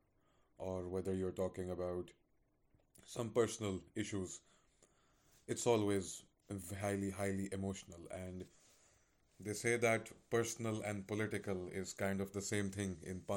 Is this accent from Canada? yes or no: no; Pakistan; now in Bremen, Germany; I'm from Pakistan